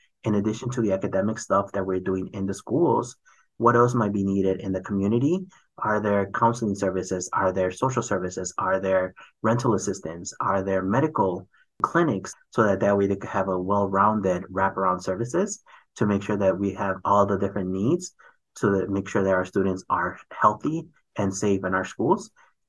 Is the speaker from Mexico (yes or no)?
yes; Mexico; For example, I'm from Mexico, and so we have the Mexican consulate ID.